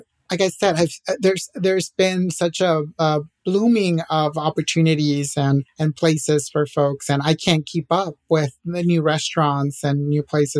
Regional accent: Acapulco, Guerrero, Mexico; we are a huge soccer family, and we're from Mexico, from Acapulco, but we all have different soccer teams that we root for in Mexico, right?

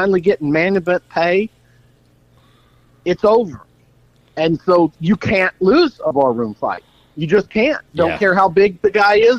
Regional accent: Blytheville, Arkansas, United States; my hometown there. You know, Blible, Arkansas

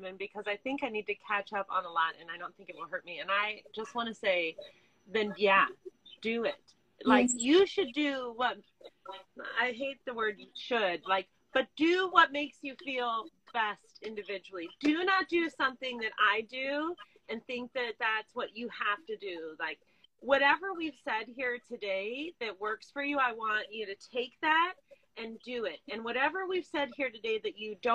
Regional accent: Las Vegas, Nevada, United States; I'm from Las Vegas

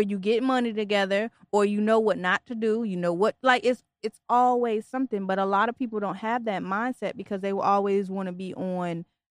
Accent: Detroit, Michigan, United States; now in Virginia, United States; I'm not even from here. I'm originally from Detroit.

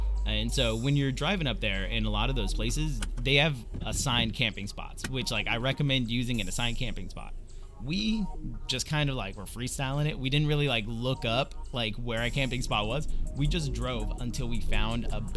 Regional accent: Central Valley of California, United States; I grew up in the Central Valley of California.

